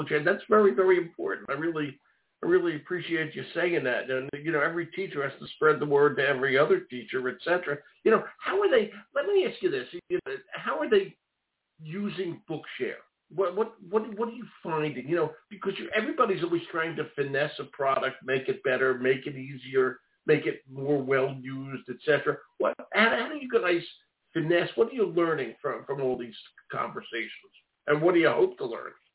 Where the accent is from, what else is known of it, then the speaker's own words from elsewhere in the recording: Philadelphia, Pennsylvania, United States; accent: Philly; that's my Philly accent.